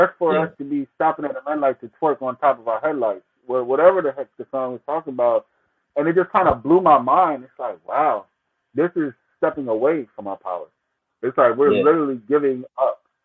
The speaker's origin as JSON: {"language": "English", "country": "Jamaica", "said": "I'm Jamaican myself"}